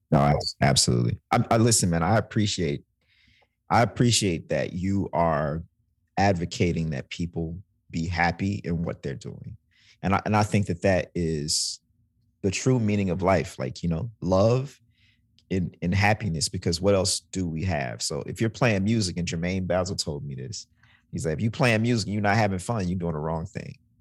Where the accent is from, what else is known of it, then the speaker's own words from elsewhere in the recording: Mississippi, United States; moved away; also born or lived in New Orleans, Louisiana; I'm from Mississippi